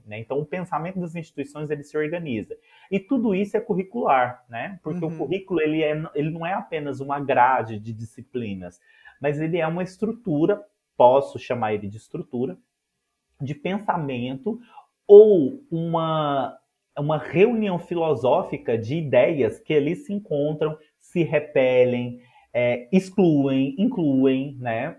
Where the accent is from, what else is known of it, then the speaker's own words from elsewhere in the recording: Ituiutaba, Minas Gerais, Brazil; Tiutaba, minha cidade natal, em Minas Gerais